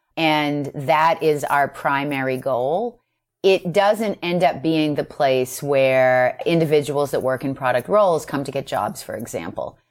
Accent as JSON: {"language": "English", "town": "Boston", "region": "Massachusetts", "country": "United States", "said": "I'm from Boston, and so I was asked to restart the New England chapter."}